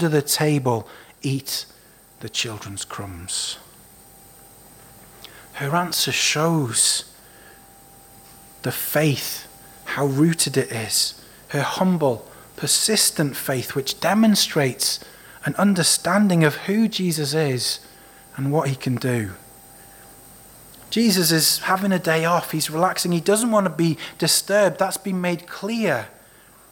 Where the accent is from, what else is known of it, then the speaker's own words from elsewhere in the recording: Wales, United Kingdom; Growing up in Wales, we were often told the inspirational story of Mary Jones